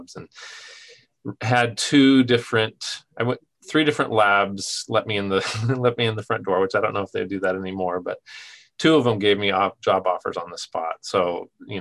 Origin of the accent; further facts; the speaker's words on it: Southern Oregon, United States; my hometown in Southern Oregon